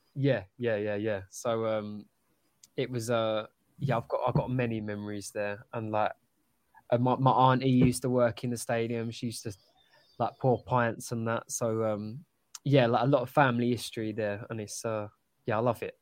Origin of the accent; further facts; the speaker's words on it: London, United Kingdom; I grew up in Upton Park